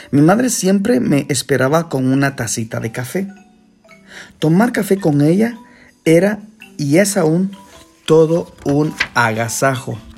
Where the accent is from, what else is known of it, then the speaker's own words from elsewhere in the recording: Guatemala; born there; La primera es porque nací en Guatemala, país que hace parte de los más grandes e importantes agricultores y exportadores de café.